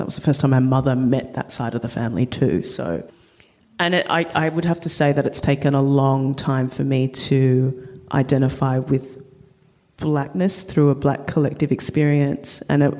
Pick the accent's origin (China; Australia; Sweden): Australia; moved away as an adult; also born or lived in United States; Being mixed race, growing up, I identified as Chinese Australian, because I was in a Chinese household